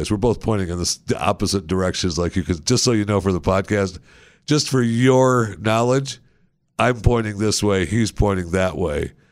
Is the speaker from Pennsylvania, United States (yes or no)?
no; Texas, United States; I'm from Texas.